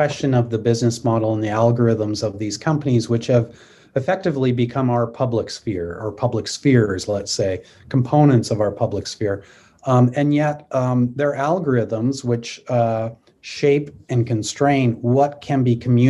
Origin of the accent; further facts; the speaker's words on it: Canada; I'm a Canadian